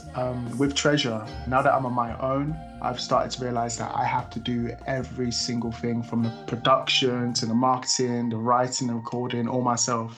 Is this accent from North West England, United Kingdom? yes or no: no; Stevenage, East of England, United Kingdom; I'm from Stevenage, about 25 minutes from central London.